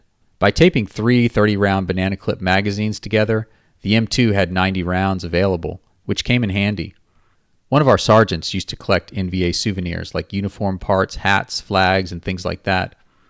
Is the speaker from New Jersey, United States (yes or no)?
no; Philadelphia, Pennsylvania, United States; I grew up in Philly.